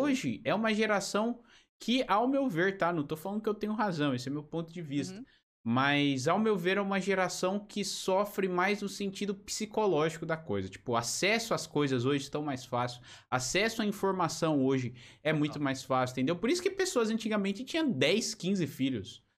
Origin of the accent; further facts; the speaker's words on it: São Paulo, Brazil; moved away as an adult; also born or lived in Portugal; now in Joinville, Brazil; eu vim de São Paulo, sempre morei lá, morei 22 anos lá, depois fui para Portugal, morei dois